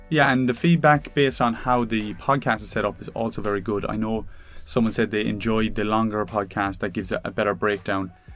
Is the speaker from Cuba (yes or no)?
no; Ireland; as an Irishman